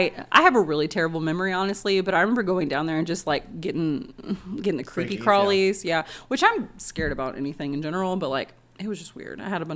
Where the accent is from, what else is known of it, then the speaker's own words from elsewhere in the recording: Texas, United States; We're from Texas, so we're too fat for the horses.